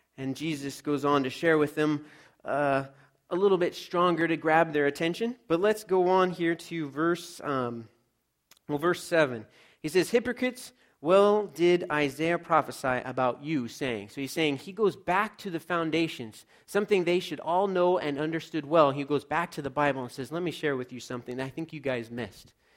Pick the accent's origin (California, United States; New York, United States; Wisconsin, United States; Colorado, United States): California, United States; Los Angeles; I grew up in Los Angeles, so I was a city kid